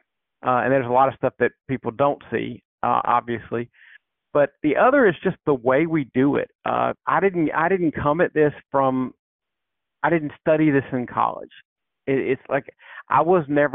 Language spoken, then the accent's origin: English; South Carolina, United States; I grew up in South Carolina.